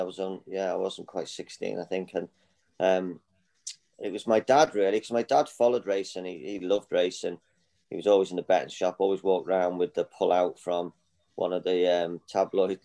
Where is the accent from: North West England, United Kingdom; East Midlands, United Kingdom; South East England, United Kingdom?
North West England, United Kingdom; Liverpool; moved away; I grew up in Liverpool. I grew up on a council estate